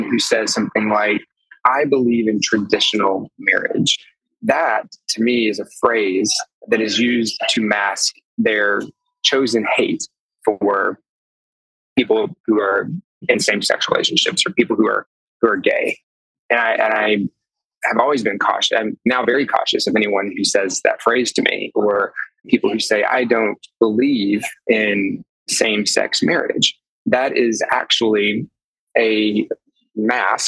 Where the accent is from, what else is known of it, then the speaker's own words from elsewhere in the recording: the Arkansas Delta, United States; now in Chicago, United States; I'm from there. I was born and raised in the Delta